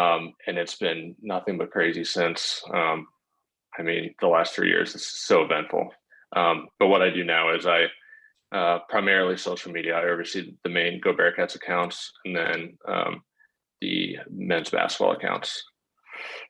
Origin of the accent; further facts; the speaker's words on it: Cleveland, Ohio, United States; also born or lived in Cincinnati / Columbus; I did not grow up in Cincinnati. I grew up in Cleveland